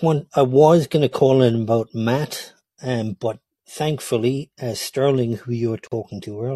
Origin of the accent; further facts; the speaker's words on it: Ireland; I am Irish